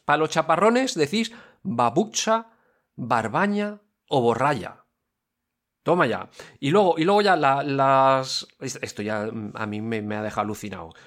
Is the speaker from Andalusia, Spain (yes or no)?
no; Valencia, Valencian Community, Spain; Valencia, somos la capital de la gota fría, aquí sabemos lo que es llover